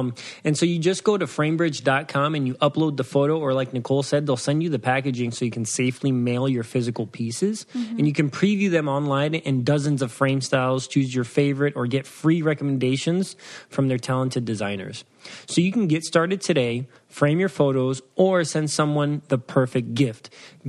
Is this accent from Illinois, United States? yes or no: yes; Waukegan, Illinois, United States; born there; You know, I was born in Waukegan, Illinois.